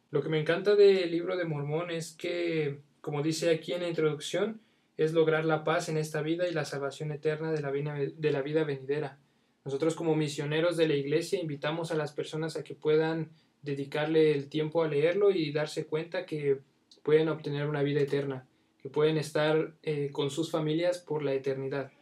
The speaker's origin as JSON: {"language": "Spanish", "region": "State of Mexico", "country": "Mexico", "said": "soy del Estado de México"}